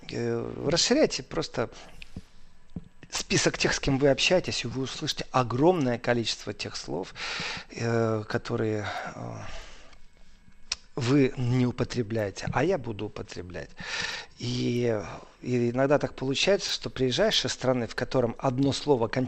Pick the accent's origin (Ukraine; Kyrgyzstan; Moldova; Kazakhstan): Moldova; я говорю, я приехал из Молдовы.